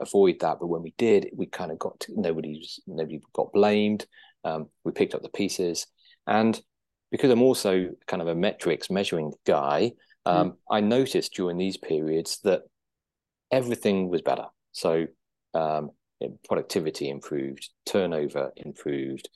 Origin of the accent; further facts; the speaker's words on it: Guernsey; moved away as an adult; also born or lived in United Kingdom; Guernsey boy, but born and brought up in Guernsey, spent my 20s living in the UK.